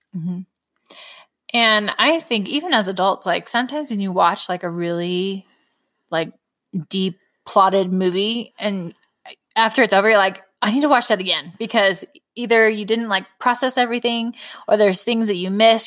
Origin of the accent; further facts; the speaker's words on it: California, United States; moved away as an adult; also born or lived in Utah; now in Wisconsin, United States; I grew up in California. We do not have cold weather